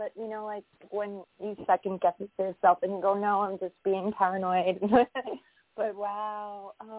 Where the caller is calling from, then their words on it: New York, United States; I'm calling from New York.